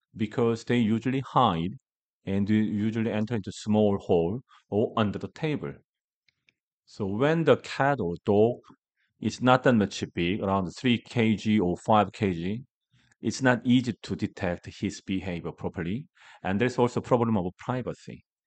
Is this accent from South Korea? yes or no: yes; Gangwon, South Korea; English is a second language; I'm from the Gangwon province, that is eastern part of Korea. That is really rural part